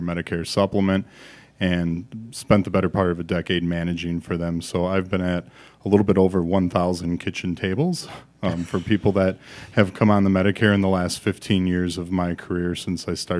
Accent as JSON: {"language": "English", "town": "Milwaukee", "region": "Wisconsin", "country": "United States", "tie": "born or raised there", "said": "I grew up in the Milwaukee area and now have my practice called Expedition Retirement here in the Madison area."}